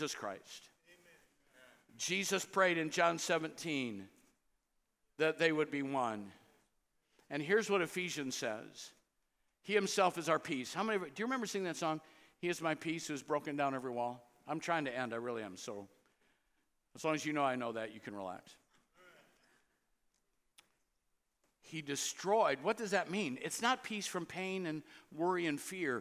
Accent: Cedar Rapids, Iowa, United States; I grew up in Cedar Rapids

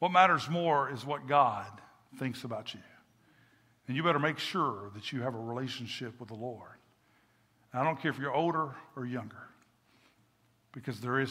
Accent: Kentucky, United States; moved away; I'm from Kentucky

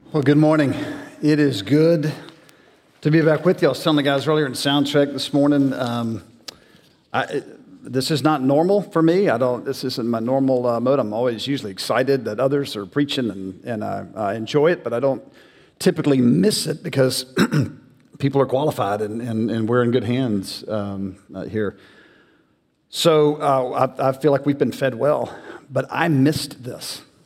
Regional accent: the South, United States; I grew up in the South. I'm a typical Southern boy

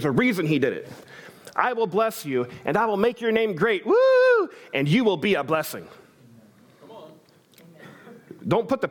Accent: United States; I'm an American

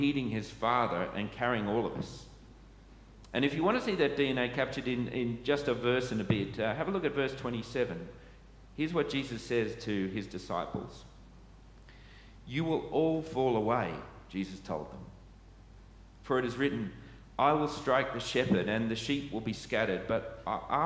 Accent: Sydney, New South Wales, Australia; moved away as an adult; I grew up in Sydney churches. I was trained in Sydney churches, but having been back in Sydney for perhaps as long as I was away

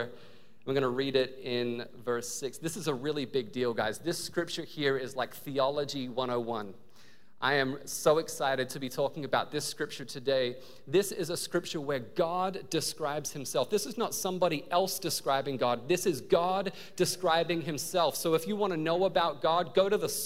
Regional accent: Australia; also born or lived in New Zealand; now in United States; I was born in New Zealand. I grew up in Australia.

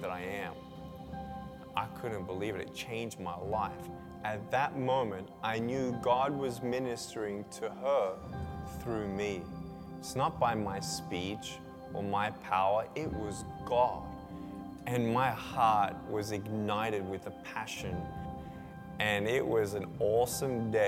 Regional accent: Melbourne, Victoria, Australia; I was born in Melbourne, Australia, 1982

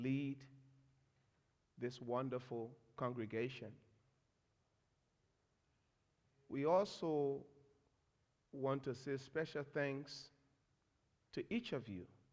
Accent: Monrovia, Montserrado, Liberia; I'm from Liberia. Liberia is a nation in West Africa.

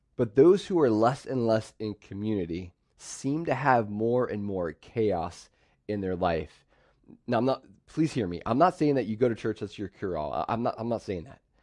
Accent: central Pennsylvania, United States; also born or lived in Pittsburgh, Pennsylvania; My dad moved us over to central P A.

